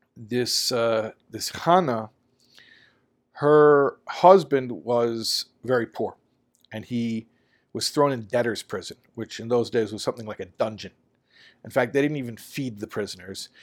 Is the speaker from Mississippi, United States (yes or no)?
no; Chicago, Illinois, United States; growing up in Chicago